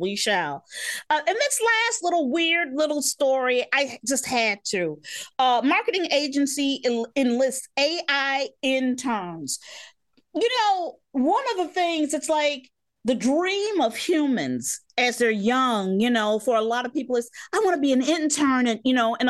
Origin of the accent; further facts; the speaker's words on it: United States; That's the thing about being American.